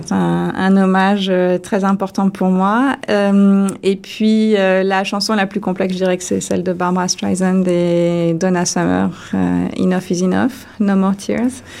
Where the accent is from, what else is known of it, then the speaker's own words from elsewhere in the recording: France; moved away as an adult; en tant que française